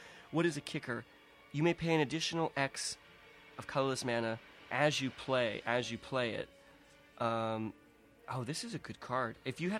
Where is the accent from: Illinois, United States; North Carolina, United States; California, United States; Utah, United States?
California, United States; San Diego; Cardiff, just north from where I grew up in San Diego.